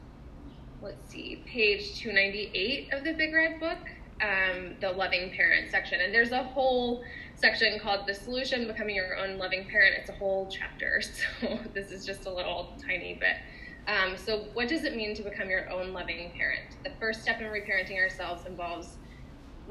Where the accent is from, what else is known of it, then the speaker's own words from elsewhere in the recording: the South, United States; I often talk about being a Southerner